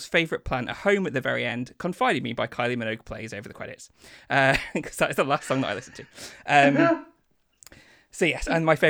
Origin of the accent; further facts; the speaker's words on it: Lincoln, East Midlands, United Kingdom; also born or lived in Grimsby; I was born in Lincoln, moved to Grimsby and then moved back to Lincoln.